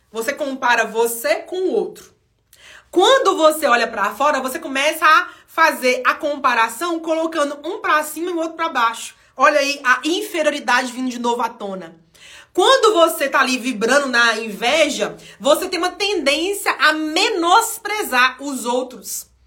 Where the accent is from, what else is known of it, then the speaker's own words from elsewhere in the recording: Minas Gerais, Brazil; Aqui em Minas Gerais, para quem não sabe, eu sou mineira, né, gente? Para quem ainda não sacou no meu vocabulário aqui, né, no modo eu falar, eu sou mineira.